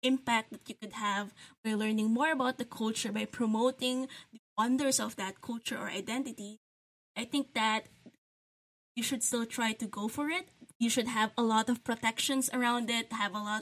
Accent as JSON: {"language": "English", "country": "Philippines", "said": "I am a Filipino game and graphic designer."}